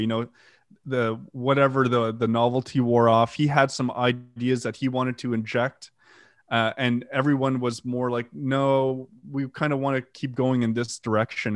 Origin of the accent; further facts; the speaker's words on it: Canada; first language French; English is a second language; also born or lived in Ottawa; I'm French Canadian, English is my second language